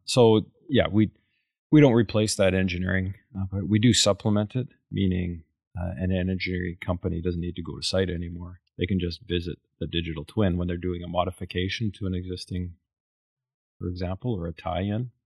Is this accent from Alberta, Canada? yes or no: yes; Calgary, Alberta, Canada; we're from Caliger, Alberta. I, I, I grew up in the oil patch